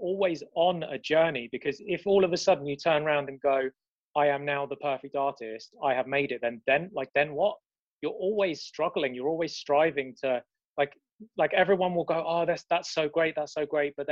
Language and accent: English; London, United Kingdom; It's London, we don't have any sun